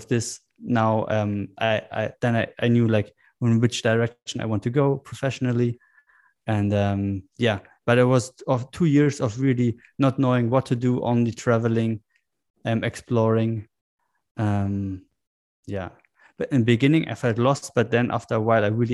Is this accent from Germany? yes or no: yes; Germany; I grew up in Germany